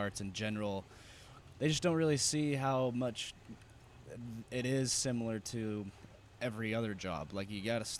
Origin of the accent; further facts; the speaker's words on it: Utah, United States; coming from Utah